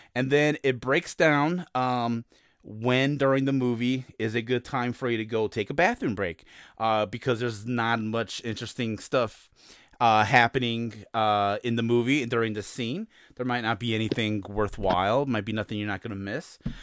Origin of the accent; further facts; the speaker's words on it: Chicago, Illinois, United States; I'm from Chicago